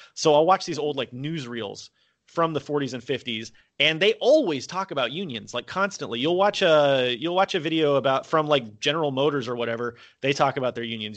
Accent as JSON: {"language": "English", "country": "United States", "also_born_or_lived": "South Korea", "moved": "as an adult", "lives_now": "Vietnam"}